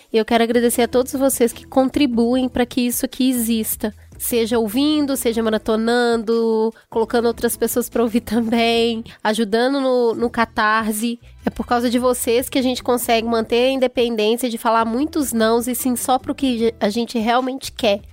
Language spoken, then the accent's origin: Portuguese; Belo Horizonte, Minas Gerais, Brazil; eu fui criada na periferia e também no Belo Horizonte, na parte bem periférica